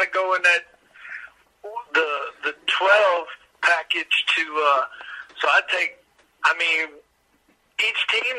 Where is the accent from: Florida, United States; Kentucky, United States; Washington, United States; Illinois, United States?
Kentucky, United States; I grew up in Kentucky